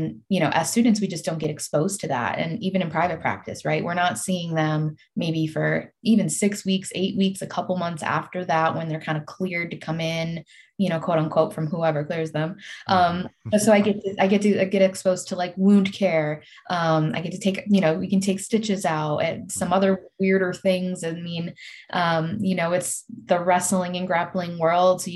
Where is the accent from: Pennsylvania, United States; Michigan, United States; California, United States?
Michigan, United States; Detroit; moved away; being and growing up in Detroit